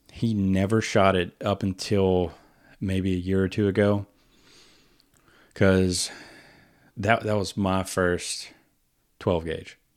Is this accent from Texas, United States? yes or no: yes; Winnie, Texas, United States; I grew up outside of Winnie.